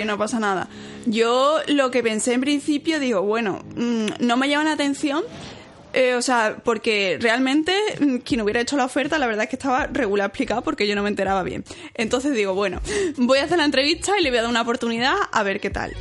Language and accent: Spanish; Seville, Andalusia, Spain; also born or lived in Cork, Ireland; yo soy de Sevilla y como estoy en Sevilla, yo nunca había vivido fuera de casa de mis padres